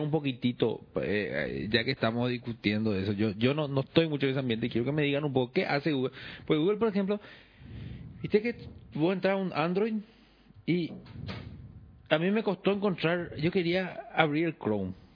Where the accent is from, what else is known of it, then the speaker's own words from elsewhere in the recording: Paraguay; moved away; que yo me mude y venga al Paraguay de vuelta